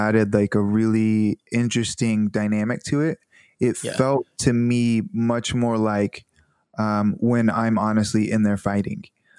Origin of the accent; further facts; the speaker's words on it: the South, United States; You know, I'm from the South and people are much more polite to your face, and then they'll say something behind your back, you know.